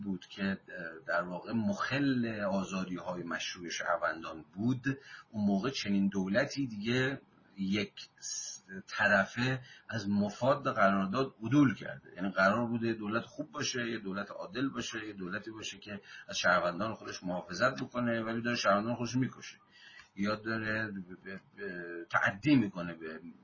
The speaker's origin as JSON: {"language": "Persian", "country": "Iran"}